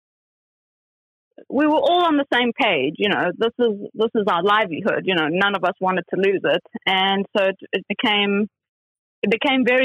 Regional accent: South Africa; now in London, United Kingdom; I'm originally from South Africa

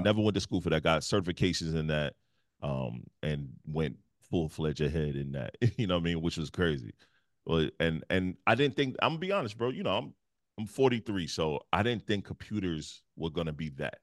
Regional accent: Detroit, Michigan, United States; moved away; also born or lived in South Carolina; I moved from the Midwest. I'm from Detroit. And move all the way to the South Carolina.

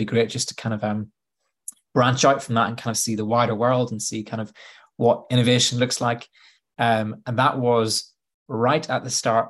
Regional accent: Bangor, Northern Ireland, United Kingdom; moved away as an adult; now in Nottingham, United Kingdom; I grew up in Northern Ireland. So I grew up in a little coastal town called Bangor.

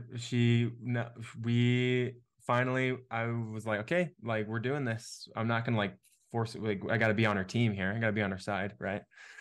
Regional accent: Texas, United States; I'm from Texas

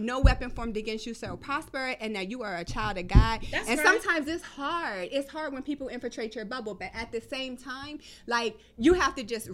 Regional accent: East Coast, United States; I'm from the East Coast

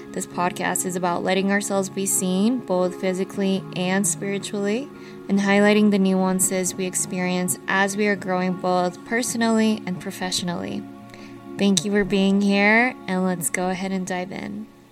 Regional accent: Salt Lake City, Utah, United States; also born or lived in Colombia; i was born in colombia I have been an immigrant. I grew up in Salt Lake City, Utah.

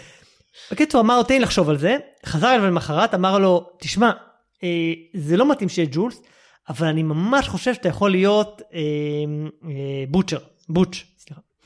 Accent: Israel; אנחנו בתור ישראלים

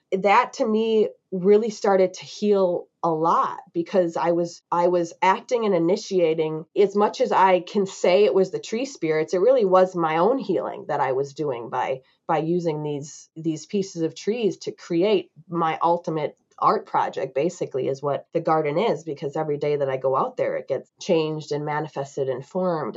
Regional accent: United States; growing up in America

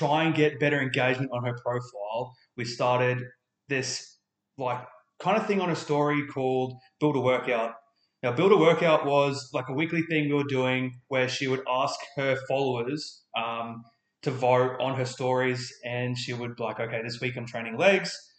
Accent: Far North Queensland, Australia; now in Adelaide, Australia; I'm from Far North Queensland

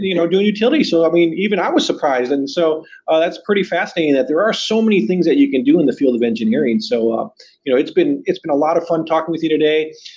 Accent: Southern California, United States; I grew up in Southern California

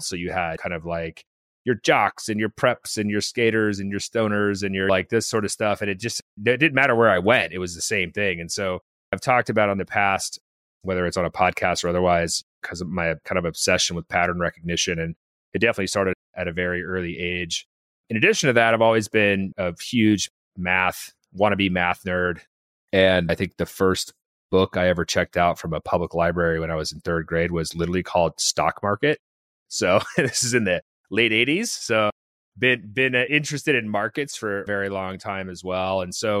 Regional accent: California, United States; born there; So I was born in Northern California, the actual Northern California, Humboldt County, and moved a lot as a kid.

